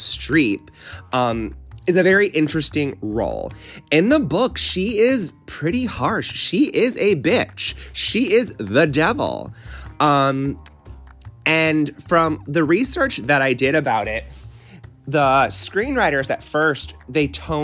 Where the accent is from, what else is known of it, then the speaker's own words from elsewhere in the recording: Connecticut, United States; moved away; I'm originally from Connecticut